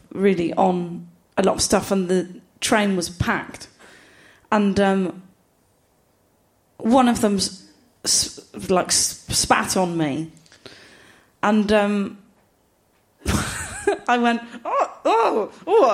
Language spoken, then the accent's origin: English; Gloucester, South West England, United Kingdom; I'm from Gloucester